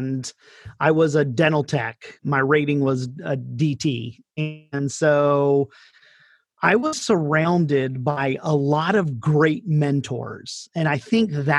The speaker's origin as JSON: {"language": "English", "town": "Daytona Beach", "region": "Florida", "country": "United States", "tie": "born or raised there", "also_born_or_lived": "Northern Italy", "moved": "as an adult", "lives_now": "Italy", "said": "I'm from Daytona Beach, and I grew up there"}